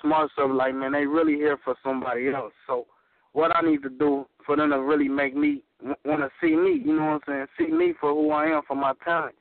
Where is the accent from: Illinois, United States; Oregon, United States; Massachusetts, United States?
Illinois, United States; Joliet; my hometown in Joliet